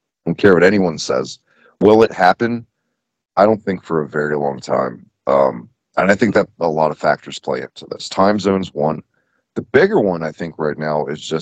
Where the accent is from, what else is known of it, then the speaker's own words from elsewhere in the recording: United States; As an American